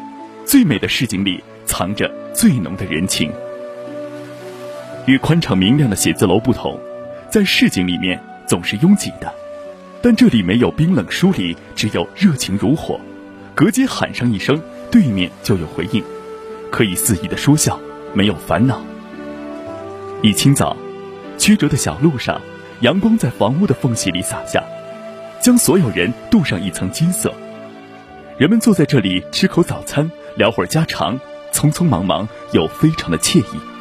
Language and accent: Chinese; China; 我们中国人